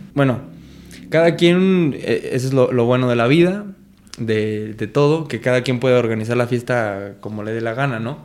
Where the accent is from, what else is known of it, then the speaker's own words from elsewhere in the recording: Michoacán, Mexico; nosotros somos de Michoacán